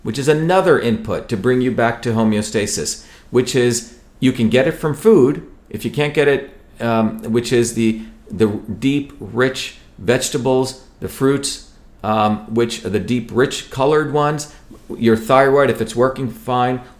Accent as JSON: {"language": "English", "country": "India", "tie": "born or raised there", "moved": "yes", "said": "growing up in India"}